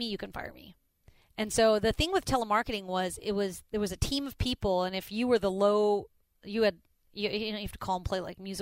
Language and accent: English; Indianapolis, Indiana, United States; now in Houston, United States; I grew up in Indianapolis